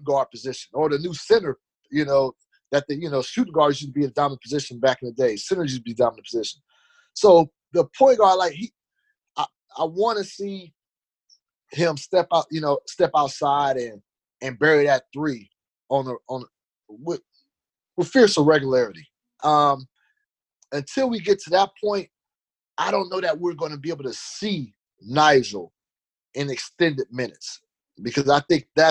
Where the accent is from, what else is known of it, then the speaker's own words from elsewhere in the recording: Fresno, California, United States; My hometown